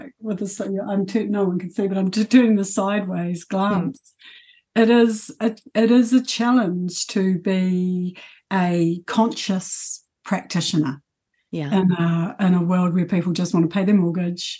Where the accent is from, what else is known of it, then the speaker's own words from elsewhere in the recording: South Island, New Zealand; moved away as an adult; now in Auckland, New Zealand; Actually moving to Auckland from the South Island, because I've been in the South Island my whole life